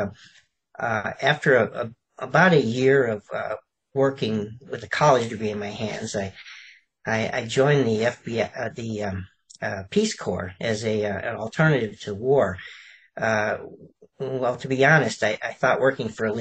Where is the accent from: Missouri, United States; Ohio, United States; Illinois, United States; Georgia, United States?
Illinois, United States; Chicago; moved away; also born or lived in Alabama / California; I was actually born in Alabama, of all places, and I actually brewed and sold moonshine with my father, and I grew up in Chicago